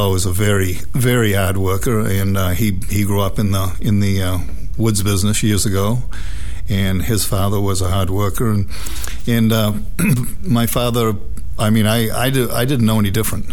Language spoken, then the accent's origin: English; Waldoboro, Maine, United States; I grew up in Waldoboro, Maine, which is up between up by Damariscotta, Rockland, Maine